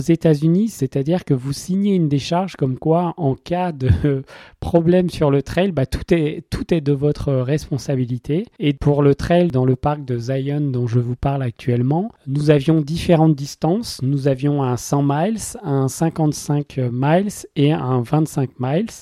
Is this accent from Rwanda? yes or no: no; France; moi je suis français